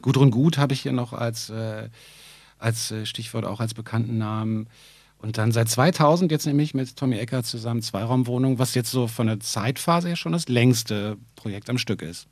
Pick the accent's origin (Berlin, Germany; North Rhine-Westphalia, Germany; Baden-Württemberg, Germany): Berlin, Germany; ich musste als Berliner natürlich nicht unbedingt weg aus der Stadt